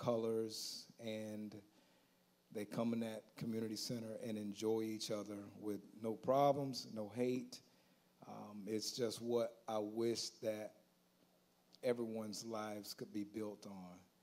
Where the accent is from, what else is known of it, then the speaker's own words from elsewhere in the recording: Auburndale, Florida, United States; also born or lived in Haines City, Florida / Bartow, Florida; I am from Auburndale, born and raised